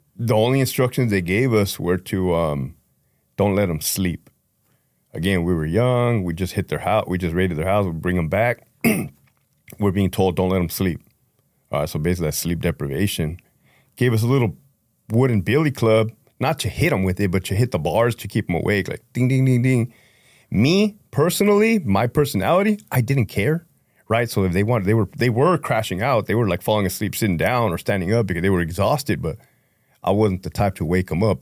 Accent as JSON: {"language": "English", "town": "Brawley", "region": "California", "country": "United States", "tie": "born or raised there", "moved": "as an adult", "lives_now": "Connecticut, United States", "said": "I grew up in Brawley, California"}